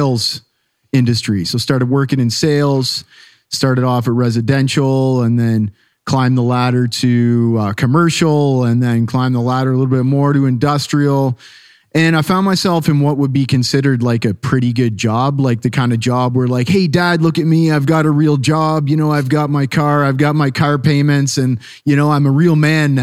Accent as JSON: {"language": "English", "country": "Canada", "tie": "born or raised there", "also_born_or_lived": "Brazil / Costa Rica", "moved": "as an adult", "said": "growing up in Canada, fairly normal upbringing"}